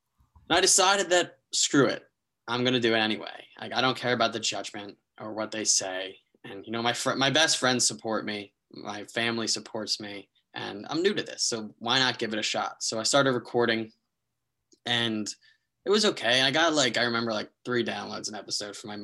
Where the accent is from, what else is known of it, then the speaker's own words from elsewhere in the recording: New Jersey, United States; also born or lived in Maryland; I'm from New Jersey, went to school in Maryland